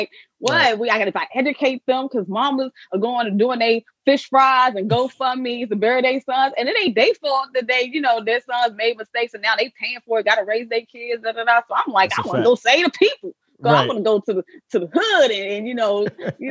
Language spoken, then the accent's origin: English; Prince George's County, Maryland, United States; moved away; also born or lived in Atlanta; I'm from PG County, Maryland